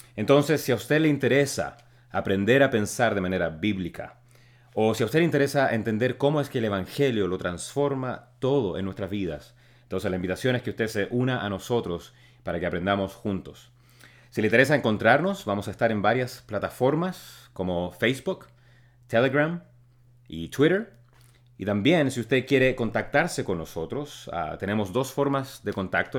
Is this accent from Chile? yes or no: yes; Chile; now in Texas, United States; soy originalmente de Chile, pero en estos momentos vivo en Texas